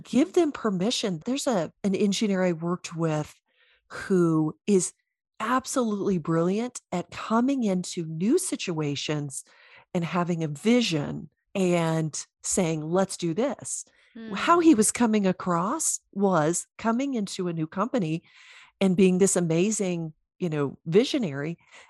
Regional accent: the Bible Belt, United States; I don't have the accent anymore, but I am from the Bible Belt.

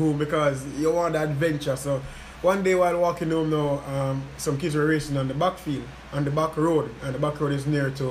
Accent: Portmore, Saint Catherine, Jamaica; also born or lived in Trelawny, Jamaica / Negril; I was born in Trelawney, but I grew up in Waterford

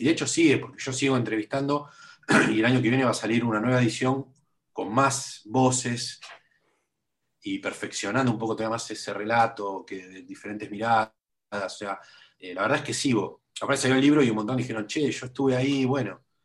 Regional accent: Buenos Aires, Argentina; Yo soy muy porteño, yo muy porteño, ¿viste? Nací en el, en el, barrio donde me crié, viví siempre en el mismo barrio

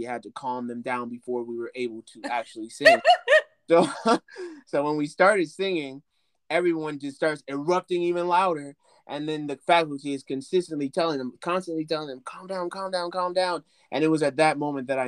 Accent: Chicago, Illinois, United States; moved away as an adult; now in Los Angeles, United States; my early life as a child, coming from the South Side of Chicago, coming from the ghettos of Chicago, growing up in Inglewood, and then eventually moving to the Roseland area

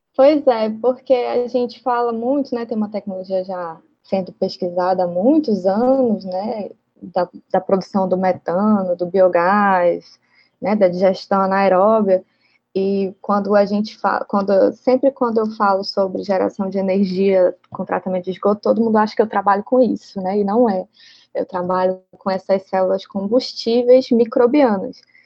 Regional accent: Manaus, Amazonas, Brazil; moved away as an adult; now in Ceará, Brazil; Eu sou de Manaus, né? Apesar de muito notícia dizer por aí que eu sou cearense, eu não sou cearense, eu sou amazonense

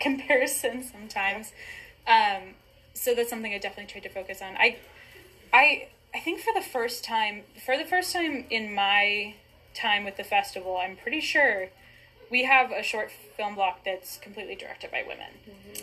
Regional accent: Wichita, Kansas, United States; born and raised in Wichita

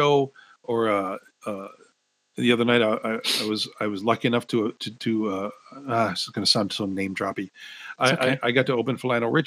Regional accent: Hawaii, United States; now in Seattle, United States; as a Hawaiian

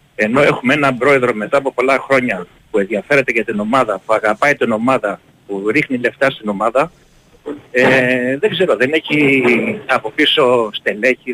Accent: Pylos, Peloponnese, Greece; Εγώ είμαι από την Πύλο καταγωγή

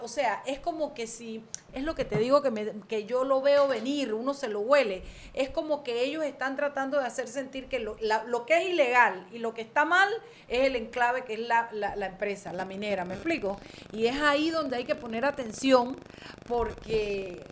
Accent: David, Chiriquí, Panama; moved away; la feria de mi pueblo, la feria de San José de David

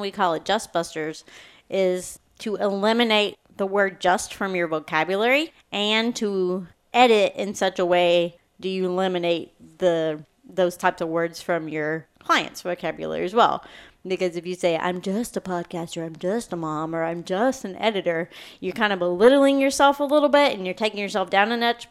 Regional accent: Kentucky, United States; I'm from Kentucky

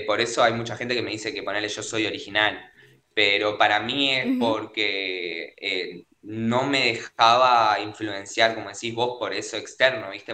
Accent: Avellaneda, Buenos Aires Province, Argentina; Yo soy de Argentina, de Buenos Aires, Avellaneda.

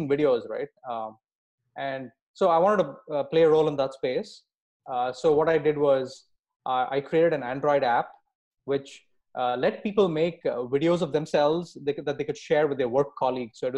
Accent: India; I grew up in India, and I've been programming since the age of 11.

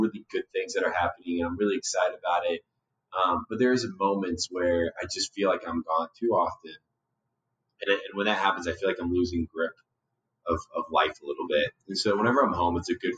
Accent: Warsaw, Indiana, United States; moved away as an adult; now in Denver, United States; I'm from Warsaw, Indiana. I grew up in Indiana my whole life, and I moved out to Denver pretty quickly after college

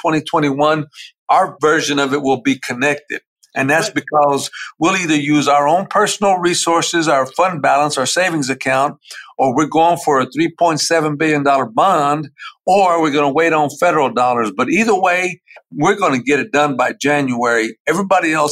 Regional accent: Dallas, Texas, United States; I grew up in Oak Cliff

